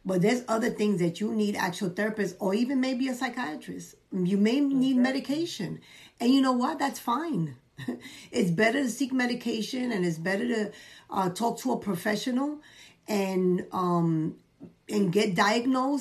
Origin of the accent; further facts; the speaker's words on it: New York City, New York, United States; I come from the Bronx